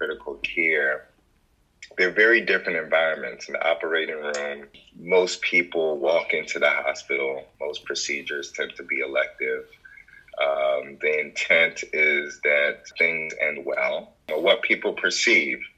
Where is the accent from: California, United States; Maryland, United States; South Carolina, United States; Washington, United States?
Maryland, United States; moved away as an adult; also born or lived in Jos, Nigeria / Virginia / Brooklyn, New York; now in Houston, United States; I came to the States probably around three and a half years old. I grew up in Maryland